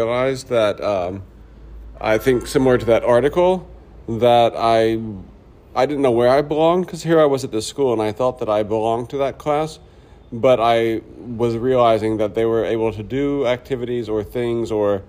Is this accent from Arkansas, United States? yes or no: yes; Pine Bluff, Arkansas, United States; I grew up in the South in Arkansas